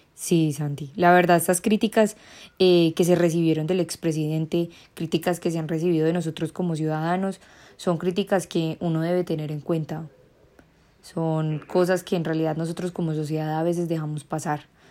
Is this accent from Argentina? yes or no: no; Quindío, Colombia; nosotros como quindianos